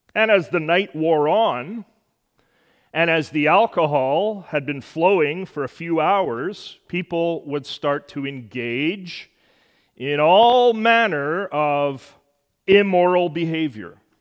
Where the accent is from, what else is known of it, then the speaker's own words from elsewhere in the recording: Edmonton, Alberta, Canada; my hometown, Edmonton